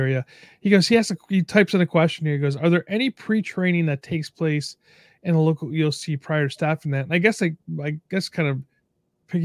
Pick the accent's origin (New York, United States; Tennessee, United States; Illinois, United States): New York, United States; now in California, United States; I grew up in New York